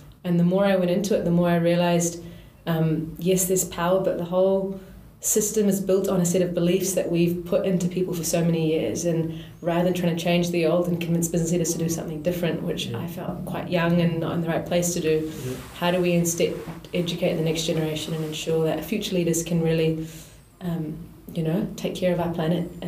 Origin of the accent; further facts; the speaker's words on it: New Zealand; I grew up here in New Zealand, but my family's from India